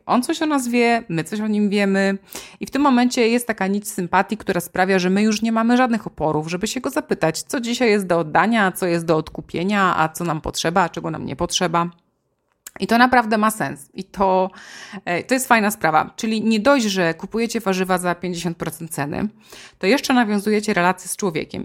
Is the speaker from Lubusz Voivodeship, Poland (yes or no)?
no; Silesian Voivodeship, Poland; now in Warsaw, Poland; u nas na Śląsku o godzinie 12 to rosół musi być